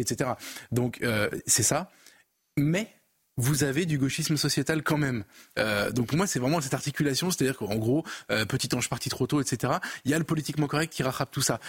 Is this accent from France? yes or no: yes; France; en tant que Français